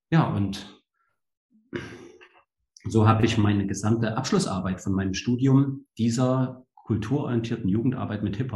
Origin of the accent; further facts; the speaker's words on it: Leipzig, Saxony, Germany; Also sage ich, ähm, bin in Leipzig aufgewachsen, ja, also in der der ehemaligen DDR habe ich meine, meine Kindheit verbracht